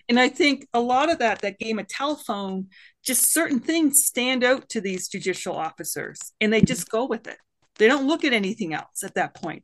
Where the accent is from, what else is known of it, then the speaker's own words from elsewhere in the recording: Canada; now in United States; I'm a Canadian woman